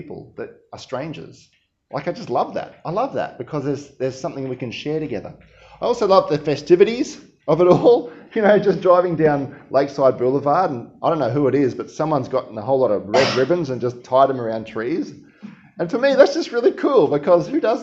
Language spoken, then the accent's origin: English; Queensland, Australia; I'm from Queensland